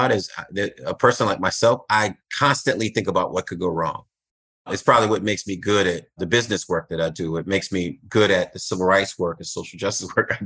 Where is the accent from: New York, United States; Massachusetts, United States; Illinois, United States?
Massachusetts, United States; Boston; my Black community that I grew up here in Roxbury, Massachusetts, in Boston